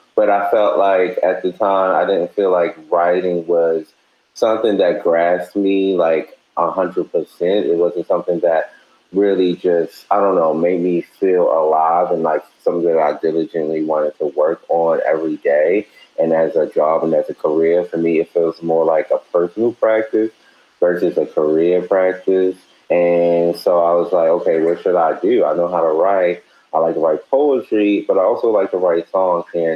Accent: Baltimore, Maryland, United States; I'm based in Baltimore, born and raised in Baltimore.

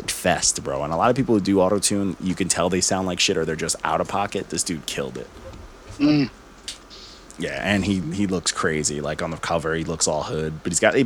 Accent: Elmont, New York, United States; where I'm from Elmont

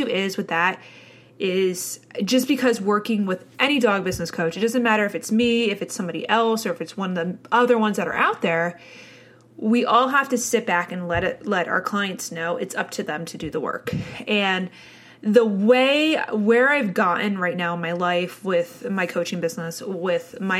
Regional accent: New Jersey, United States; I had the classical suburban New Jersey upbringing.

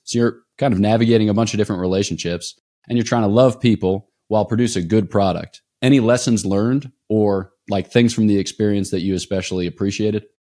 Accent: East Coast, United States; I'm from the East Coast

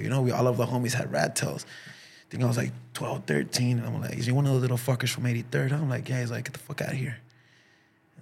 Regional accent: Los Angeles, California, United States; also born or lived in Huntington Park; when I was a kid in South Central

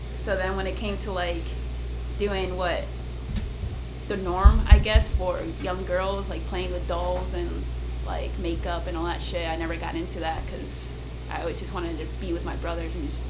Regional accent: Connecticut, United States; moved away as an adult; also born or lived in Manhattan, New York; now in Austin, United States; So I spent 9 years in living in New York from, like, I was born in New York, and then at age 9 was when we moved to Connecticut. And then I spent in Connecticut from 9 to 18, so that's another 9 years.

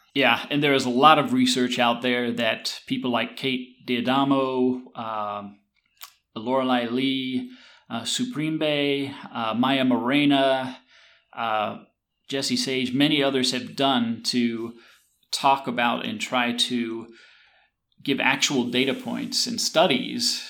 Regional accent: the South, United States; I grew up here in the South, and there were uh, migrants who would come work the tobacco and cotton fields

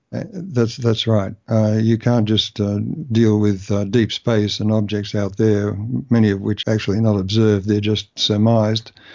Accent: Melbourne, Victoria, Australia; moved away as an adult; also born or lived in Canberra; I moved from Melbourne, my, my, uh, the home where I grew up

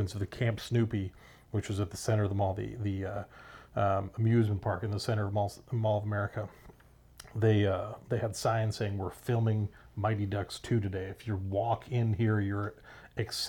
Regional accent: Minnesota, United States; I grew up in Minnesota

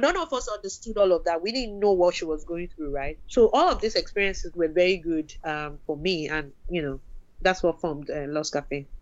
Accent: Nigeria; moved away as an adult; I came from Nigeria

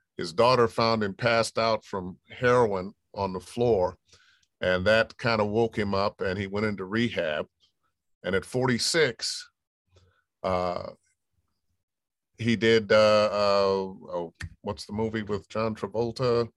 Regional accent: Cleveland, Ohio, United States; moved away; I was born and raised in Cleveland, Ohio

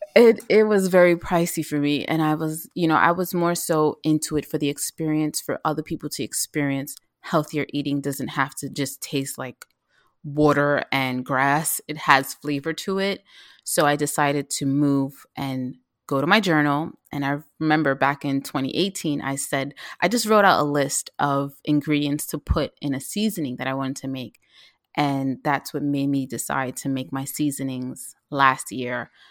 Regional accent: New York City, New York, United States; also born or lived in Mount Vernon, New York / Philadelphia; I grew up in the South Bronx, And when I was a teenager, my mom t, moved to Mount Vernon, but I still went to school in the Bronx.

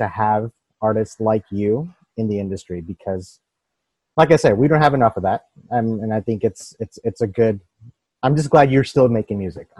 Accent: Louisville, Kentucky, United States; also born or lived in Bangladesh; now in Dallas, United States; I was born in Bangladesh. And then when I moved to this, I'm in Dallas, but when I moved to this place in Louisville, this was like super like white people, you know, like, and I was the only brown kid in school. And this was right after 9/11.

